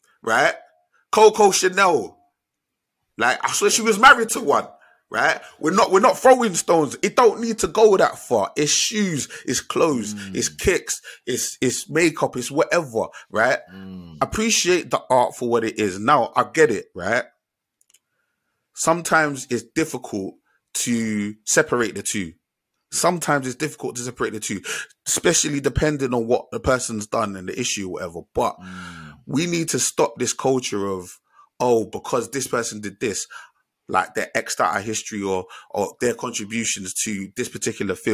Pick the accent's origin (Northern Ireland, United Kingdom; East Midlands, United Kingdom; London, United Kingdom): London, United Kingdom; I grew up in Southeast London. I grew up in Bermondsey.